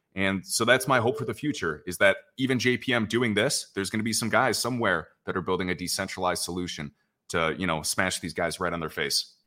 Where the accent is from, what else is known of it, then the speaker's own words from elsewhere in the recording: Chicago, Illinois, United States; moved away as an adult; now in Puerto Rico; I'm actually from Chicago